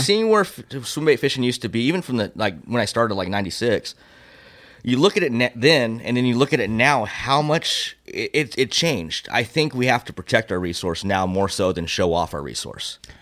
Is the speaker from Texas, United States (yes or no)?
no; Temecula, California, United States; born and raised in Temecula